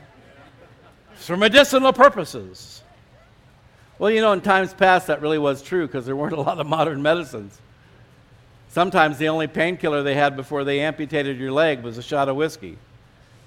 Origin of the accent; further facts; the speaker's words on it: California, United States; moved away as an adult; also born or lived in Colorado; now in New Mexico, United States; I was from California